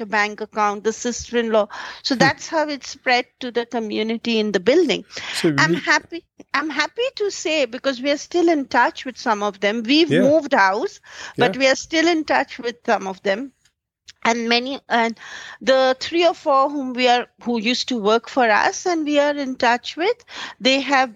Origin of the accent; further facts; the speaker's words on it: India; growing up in an average upper middle class Indian family